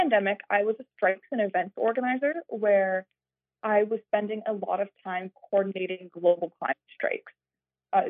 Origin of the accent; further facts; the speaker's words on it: Yarmouth, Maine, United States; So I grew up in Maine, in Yarmouth, Maine